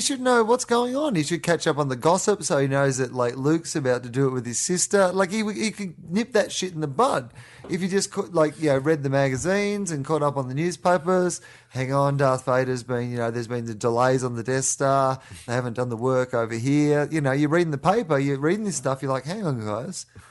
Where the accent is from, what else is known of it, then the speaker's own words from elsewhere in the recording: Australia; moved away; we're both Australian